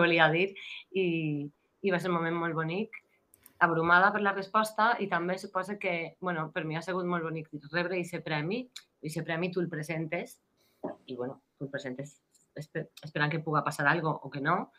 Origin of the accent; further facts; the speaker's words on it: Valencian Community, Spain; accent: Valencian; first language Valencian; em sent cantant en valencià.